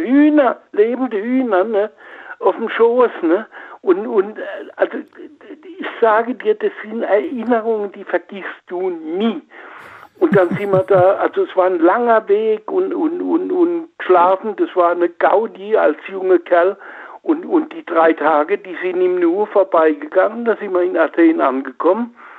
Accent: Oppenheim, Rhineland-Palatinate, Germany; ich bin in Oppenheim am Rhein geboren

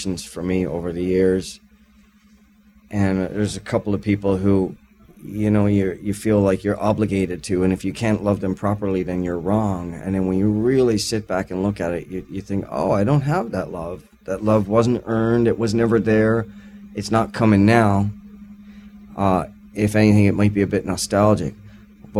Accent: Newfoundland and Labrador, Canada; I'm a Newfoundlander.

